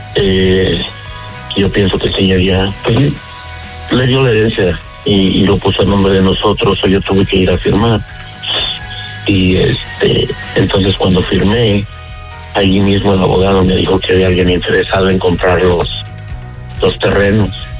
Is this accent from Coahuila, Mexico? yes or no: no; Guanajuato, Mexico; moved away; yo soy de Guanajuato